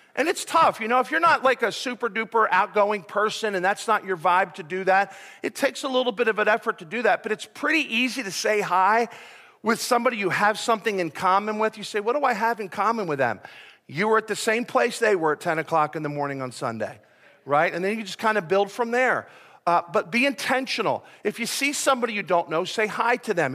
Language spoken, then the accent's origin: English; Philadelphia, Pennsylvania, United States; moved away; I'm from Philadelphia